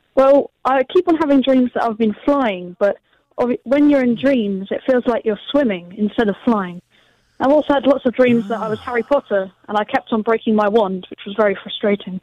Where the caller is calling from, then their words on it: Reigate, South East England, United Kingdom; calling from Reigate